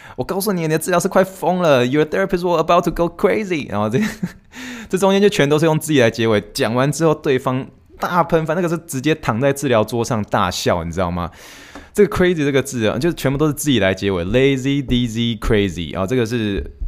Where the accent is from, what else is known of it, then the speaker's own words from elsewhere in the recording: Taiwan; moved away as an adult; also born or lived in Pittsburgh, Pennsylvania / New York; now in Houston, United States; I'm origin from Taiwan